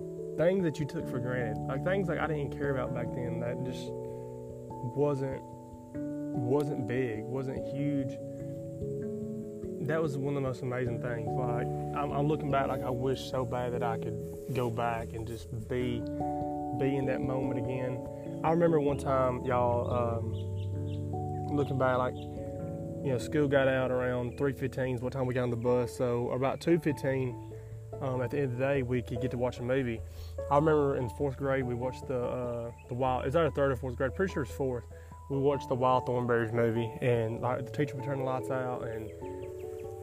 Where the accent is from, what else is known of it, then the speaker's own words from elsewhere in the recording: Taft, Tennessee, United States; I grew up in Taft, Tennessee, a little small town in southern central Tennessee, right on the Alabama state line